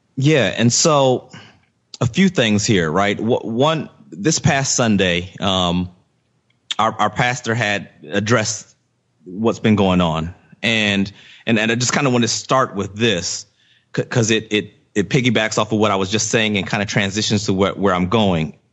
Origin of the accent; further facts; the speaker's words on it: Virginia, United States; I grew up in Virginia